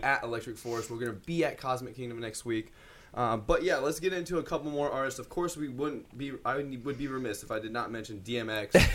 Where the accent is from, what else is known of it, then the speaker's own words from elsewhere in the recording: Des Moines, Iowa, United States; we're from Des Moines, Iowa